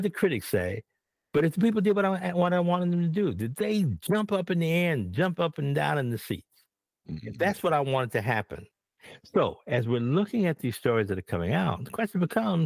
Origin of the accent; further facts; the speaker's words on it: Chicago, Illinois, United States; I grew up in Bronzeville originally, and then we moved to Stateway Gardens.